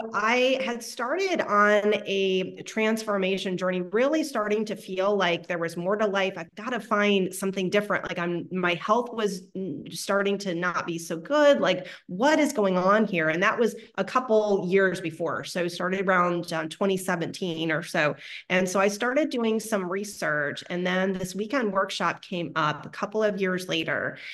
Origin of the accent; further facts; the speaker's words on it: Ohio, United States; now in Texas, United States; I'm from Ohio, right? We have basements, not in Texas, but in Ohio